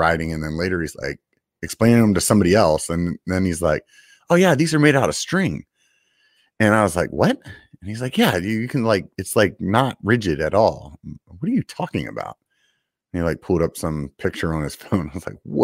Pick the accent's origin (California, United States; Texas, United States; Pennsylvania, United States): Pennsylvania, United States; York; I'm actually from York, Pennsylvania